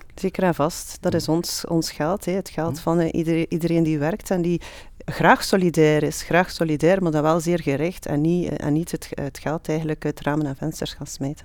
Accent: Flanders, Belgium; wij als Vlaming

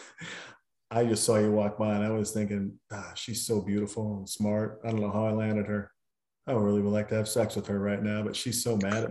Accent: Montana, United States; moved away; I'm a kid from Montana. And you, I mean, I couldn't even skateboard. We had a dirt road.

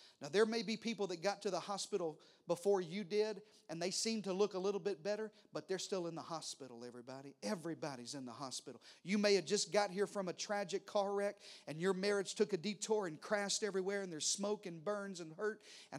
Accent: Texas, United States; Listen, I'm a Texan preacher. I drive an F-150, and I stand up and salute the... I'm red, white, and blue.

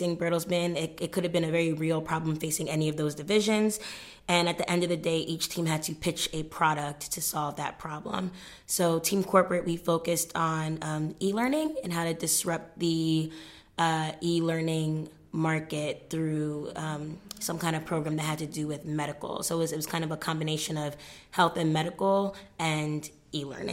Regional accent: New York, United States; also born or lived in Ghana; now in Cambridge, United Kingdom; I'm from New York by way of Ghana

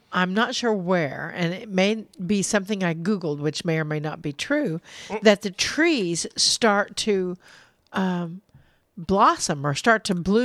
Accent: Parsons, Kansas, United States; now in Missouri, United States; You know, the weather has changed so much since I grew up in Parsons.

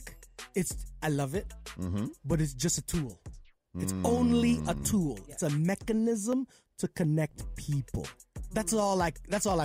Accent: Edmonton, Alberta, Canada; moved away as an adult; also born or lived in Trinidad; now in Toronto, Canada; My family moved from Edmonton, from Trinidad when I was 5 years old

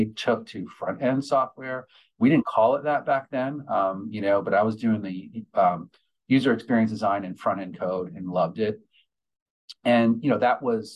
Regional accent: New York, United States; I grew up in New York

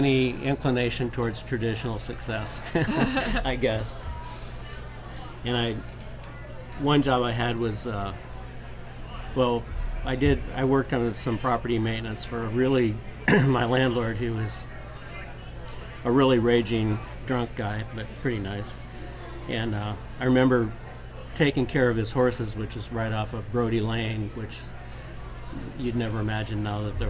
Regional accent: South Dakota, United States; moved away as an adult; now in Austin, United States; I grew up in South Dakota

